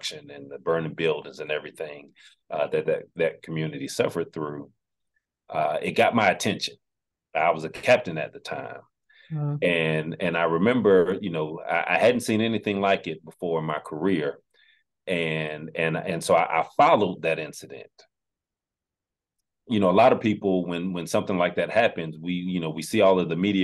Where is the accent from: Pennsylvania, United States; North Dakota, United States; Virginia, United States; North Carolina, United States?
North Carolina, United States; Fayetteville; moved away as an adult; also born or lived in Durham, North Carolina / Forest Park, Georgia; now in Apex, United States; I grew up in Fayetteville, North Carolina